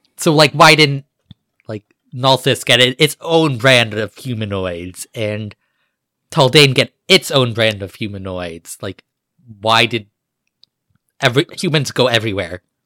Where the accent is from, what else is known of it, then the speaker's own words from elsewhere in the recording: United States; my ancestors came from England. Like, I'm American